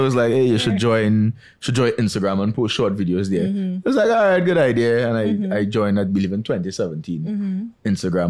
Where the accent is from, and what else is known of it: Trinidad & Tobago; born or raised there